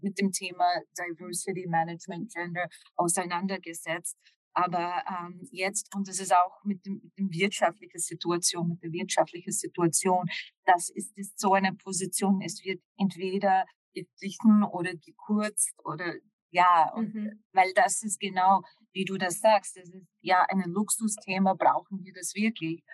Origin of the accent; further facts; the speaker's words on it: Washington, District of Columbia, United States; German is a second language; moved away as an adult; also born or lived in Moscow / Brussels; Ich komme ursprünglich aus Amerika, aus Washington, D.C.